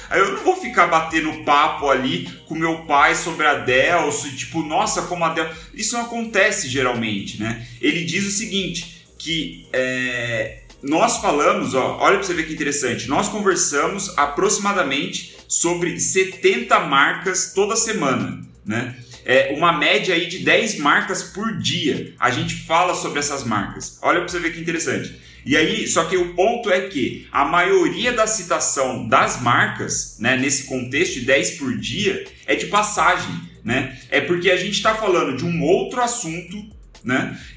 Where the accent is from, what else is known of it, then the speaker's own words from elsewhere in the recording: São José dos Campos, São Paulo, Brazil; eu tô falando de São José dos Campos, que eu sou de São José dos Campos.